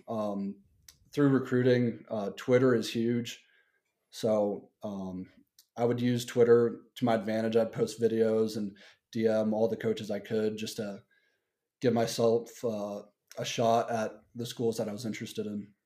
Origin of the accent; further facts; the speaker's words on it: Denver, Colorado, United States; I'm from Denver, Colorado, and I went to Cherry Creek High School